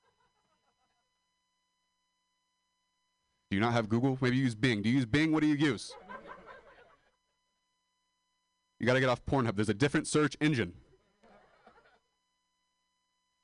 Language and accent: English; Modesto, California, United States; moved away as an adult